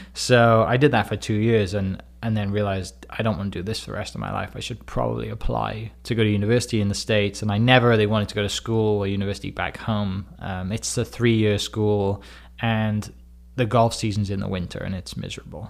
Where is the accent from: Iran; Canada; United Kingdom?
United Kingdom; Wales; moved away as an adult; now in Oklahoma, United States; I'm from Wales in the U K. I was born in nineteen ninety